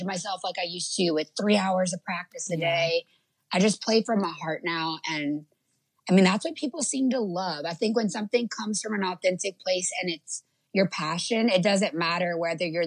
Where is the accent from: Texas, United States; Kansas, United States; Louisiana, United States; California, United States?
Louisiana, United States; Lafayette; also born or lived in Florida; I'm from a little town called Lafayette, Louisiana. And that's south.